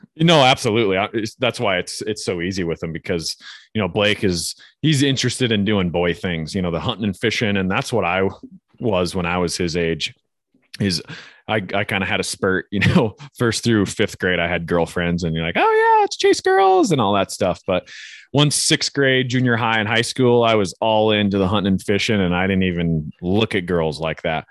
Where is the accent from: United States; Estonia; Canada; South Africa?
United States; Northwest Montana; growing up in Northwest Montana